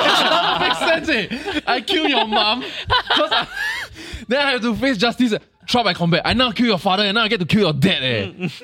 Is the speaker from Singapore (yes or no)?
yes; Singapore; I'm from Singapore